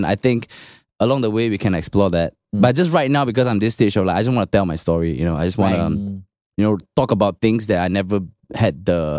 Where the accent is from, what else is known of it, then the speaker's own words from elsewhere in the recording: Singapore; I grew up in Bukit Panjang Ring Road.